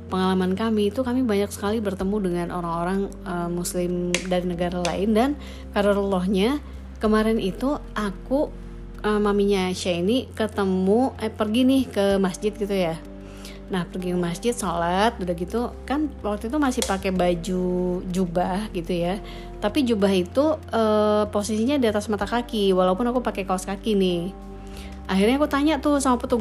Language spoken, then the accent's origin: Indonesian; Bali, Indonesia; dia tanya kamu dari mana aku dari Indonesia oh Indonesia iya Bali oh Bali ya Bali adalah salah satu provinsi Indonesia